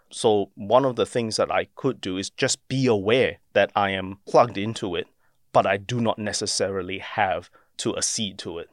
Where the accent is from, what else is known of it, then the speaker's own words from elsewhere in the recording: Singapore; now in Australia; as a Singaporean born um, Australian